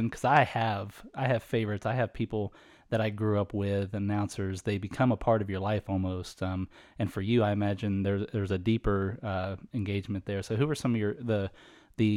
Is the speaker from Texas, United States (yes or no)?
yes; Dallas, Texas, United States; I'm big from Dallas, big Cowboys fan